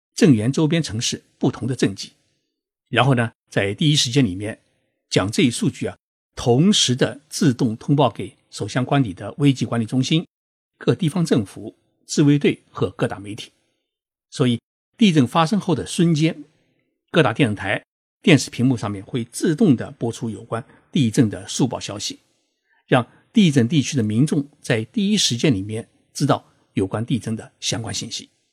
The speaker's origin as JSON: {"language": "Chinese", "country": "China", "said": "我们中国人到日本旅游考察"}